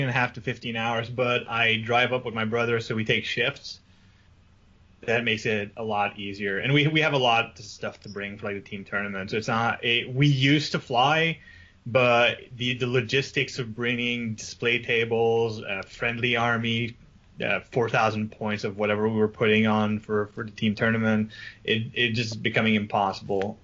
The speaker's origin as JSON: {"language": "English", "country": "Canada", "said": "I'm French Canadian"}